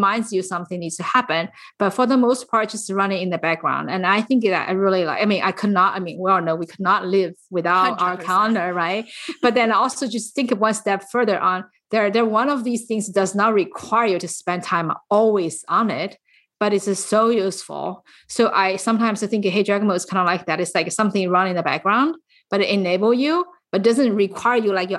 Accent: San Francisco, California, United States; I am from the San Francisco Bay Area, and you are listening to Women in Tech.

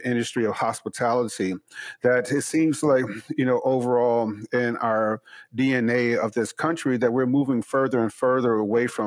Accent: Chicago, Illinois, United States; growing up in Chicago

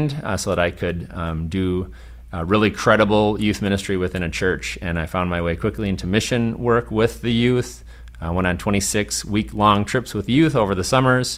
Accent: Midwest, United States; We're Lutheran from the Midwest

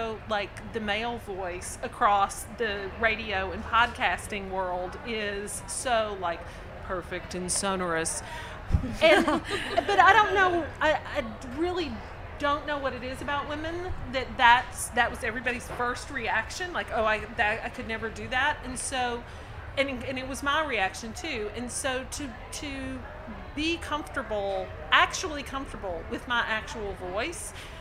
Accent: the South, United States; accent: Southern; we're all from the South, and we sound Southern

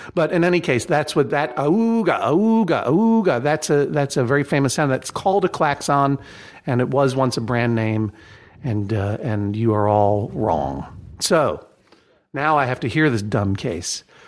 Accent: Brookline, Massachusetts, United States; I'm from Massachusetts, I'm from Brookline, and I can't even imitate a, a, a, a greater Boston or Massachusettsian accent

